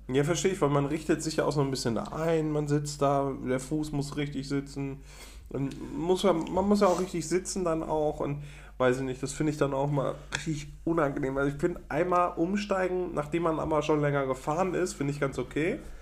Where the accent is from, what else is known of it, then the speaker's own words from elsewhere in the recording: Münsterland, North Rhine-Westphalia, Germany; Das ist Münsterland. Das ist hm. also die Ecke, wo ich groß geworden bin